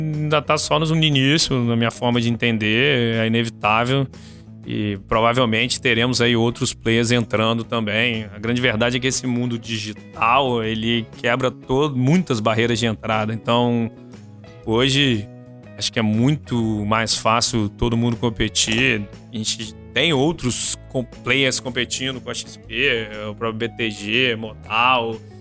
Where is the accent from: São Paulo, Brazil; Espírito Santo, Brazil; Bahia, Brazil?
Espírito Santo, Brazil; Vitória; also born or lived in Rio de Janeiro; eu sou de Vitória, cresci aqui, estudei aqui até antes da faculdade, fui pro Rio